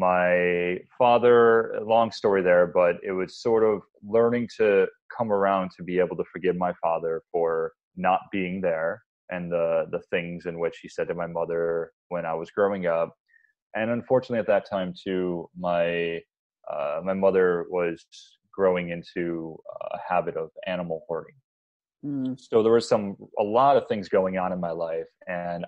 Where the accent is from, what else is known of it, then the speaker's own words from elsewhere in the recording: Buffalo, New York, United States; moved away as an adult; also born or lived in Hawaii; I grew up in Buffalo, New York